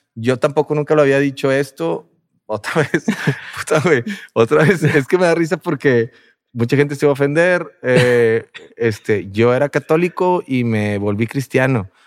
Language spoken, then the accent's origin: Spanish; Monterrey, Nuevo León, Mexico; somos de Monterrey